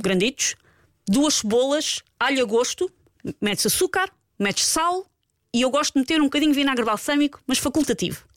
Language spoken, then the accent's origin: Portuguese; Portugal; nós, às vezes, enquanto portugueses